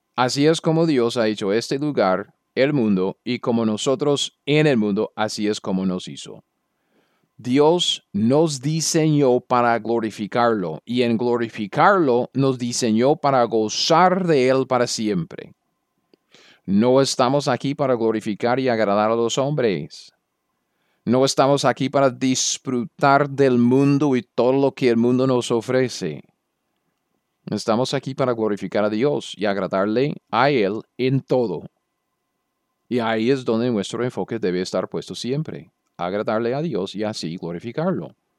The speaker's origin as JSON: {"language": "Spanish", "country": "United States", "said": "Yo soy un gringo cualquiera."}